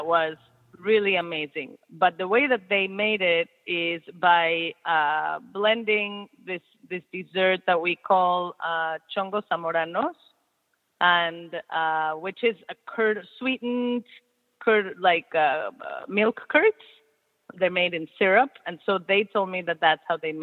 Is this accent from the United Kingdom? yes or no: no; Mexico City, Mexico; I'm from Mexico City, and, you know, in Mexico City, I grew up with sort of both worlds